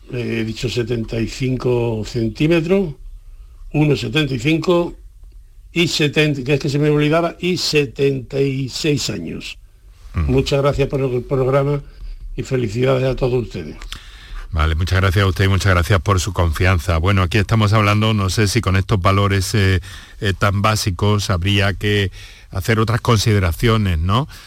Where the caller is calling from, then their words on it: Málaga, Andalusia, Spain; Buenas tardes … de Málaga.